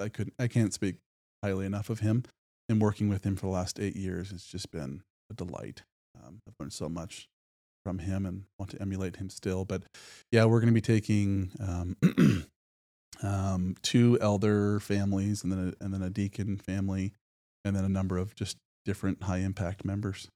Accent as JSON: {"language": "English", "town": "Medford", "region": "Oregon", "country": "United States", "tie": "born or raised there", "also_born_or_lived": "North Carolina", "moved": "as an adult", "lives_now": "Spokane, United States", "said": "I was born and raised in, uh, Medford, Oregon, down in southern Oregon."}